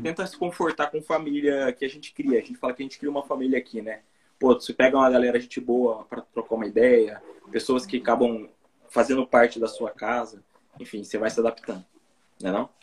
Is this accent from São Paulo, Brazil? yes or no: yes; Presidente Prudente, São Paulo, Brazil; moved away as an adult; now in Japan; Eu vim de Presidente Prudente, São Paulo, interior de São Paulo, né? E estou aqui no Japão há um ano